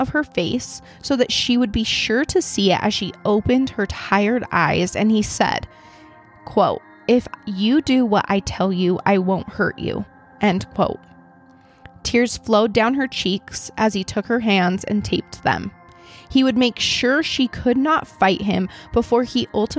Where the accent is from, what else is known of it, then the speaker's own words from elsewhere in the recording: Idaho, United States; I'm from Idaho